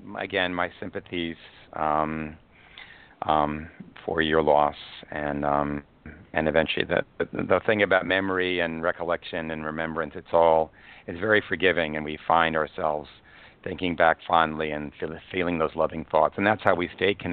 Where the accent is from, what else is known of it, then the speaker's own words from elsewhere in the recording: New York, United States; moved away; I was born in New York Hospital. And I did leave New York